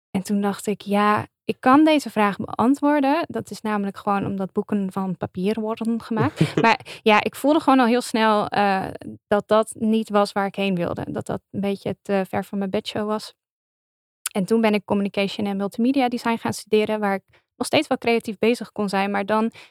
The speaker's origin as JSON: {"language": "Dutch", "region": "Limburg", "country": "Netherlands", "accent": "Limburgish", "said": "En ik heb daar dus meteen eh, mijn Limburgse roots met mijn accent laten vallen."}